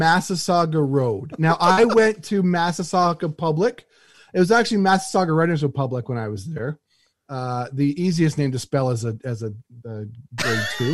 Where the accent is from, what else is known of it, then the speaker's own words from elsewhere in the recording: Alberta, Canada; I'm from Alberta